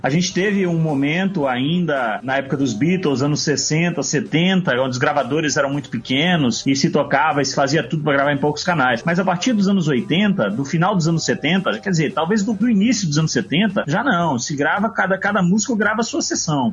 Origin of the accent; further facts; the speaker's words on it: Bahia, Brazil; moved away as an adult; now in São Paulo, Brazil; Hoje eu estou em São Paulo, cresci, me formei na Bahia